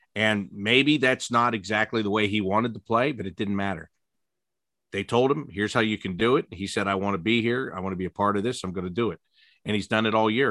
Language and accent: English; Pittsburgh, Pennsylvania, United States; moved away as an adult; also born or lived in Syracuse; now in Columbus, United States; I was born in Pittsburgh. I grew up outside of Pittsburgh